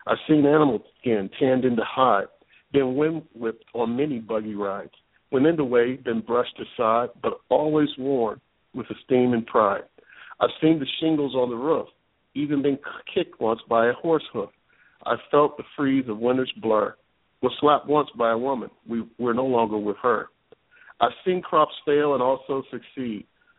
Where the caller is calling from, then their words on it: Westerville, Ohio, United States; I'm calling from Westerville, Ohio.